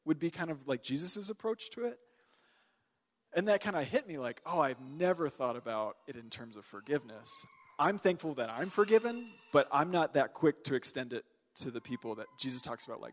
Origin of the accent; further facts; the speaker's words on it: Texas, United States; I'm from Texas.